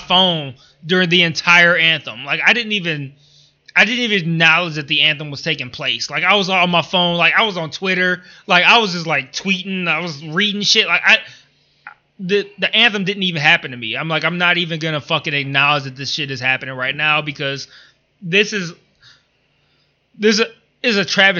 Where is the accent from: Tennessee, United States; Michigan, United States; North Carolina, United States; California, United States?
Michigan, United States; Detroit; I'm from Detroit